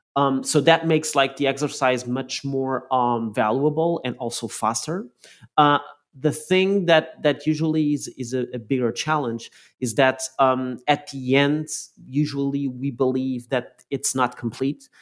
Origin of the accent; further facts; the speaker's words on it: Lisbon, Portugal; moved away; driving through my hometown of Lisbon back in Portugal